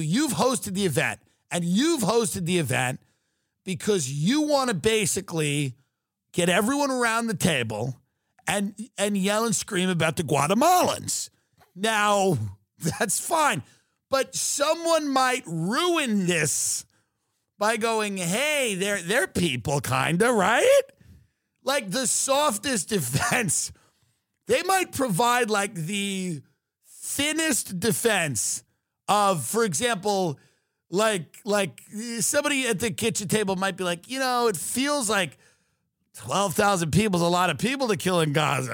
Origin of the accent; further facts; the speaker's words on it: United States; being an American